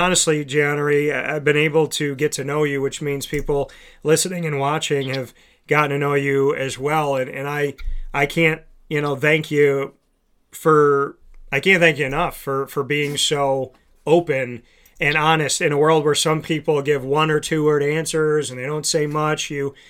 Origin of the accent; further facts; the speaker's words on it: Syracuse, New York, United States; coming up to my hometown and getting to rep my hometown